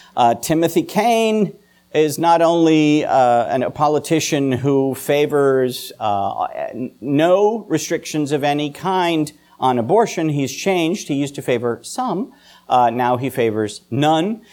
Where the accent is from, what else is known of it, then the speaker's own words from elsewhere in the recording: the South, United States; I'm a Southerner and happy about